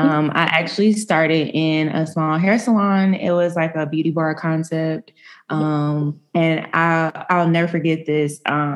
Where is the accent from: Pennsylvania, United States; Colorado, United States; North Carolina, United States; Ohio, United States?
North Carolina, United States; Raleigh; moved away as an adult; now in Charlotte, United States; I am from Raleigh, North Carolina, but I recently relocated to Charlotte, North Carolina.